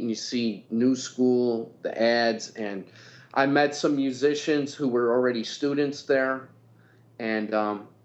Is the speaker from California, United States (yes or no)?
no; Buffalo, New York, United States; quite known in Buffalo because we were kids. We were writing our own music. We were performing everywhere in the city.